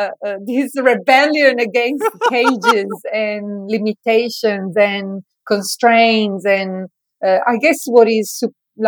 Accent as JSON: {"language": "English", "country": "Italy", "tie": "born or raised there", "moved": "yes", "said": "when I was a child, I grew up in Italy"}